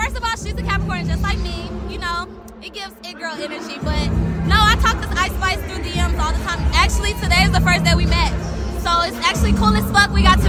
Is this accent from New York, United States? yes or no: yes; New York City, New York, United States; I felt like I had to do it for my hometown. I had to do it for Brooklyn.